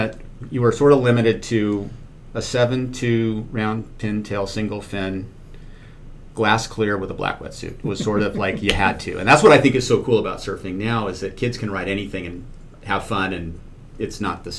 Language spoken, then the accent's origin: English; Palos Verdes, California, United States; also born or lived in Newport Beach, California; I grew up in Palos Verdes